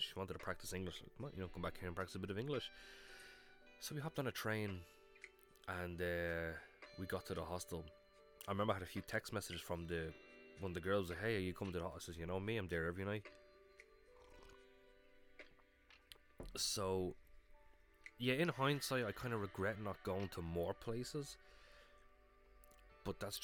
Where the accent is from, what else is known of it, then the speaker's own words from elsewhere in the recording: Ireland; I'm from Ireland